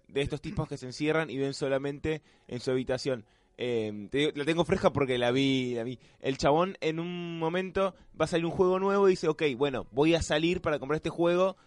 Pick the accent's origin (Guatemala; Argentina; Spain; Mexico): Argentina; los argentinos cuando vemos algo así medio raro